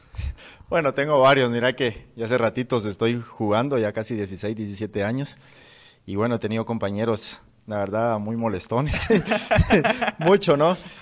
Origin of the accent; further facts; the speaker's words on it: San Francisco, Petén, Guatemala; en nuestra tierra, en, Petén, eh, bueno, prácticamente soy vecino de San Francisco